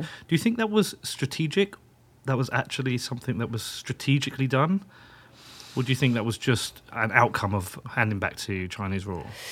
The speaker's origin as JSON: {"language": "English", "country": "United Kingdom", "said": "I'm British"}